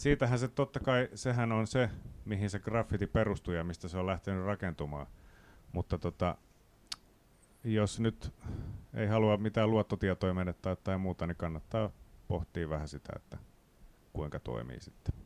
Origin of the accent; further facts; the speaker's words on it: Riihimäki, Kanta-Häme, Finland; Mä tuun Riihimäeltä